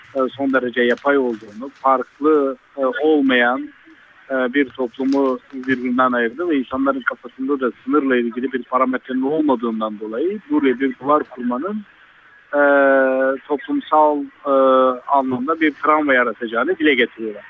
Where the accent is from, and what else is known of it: Urfa, Şanlıurfa, Turkey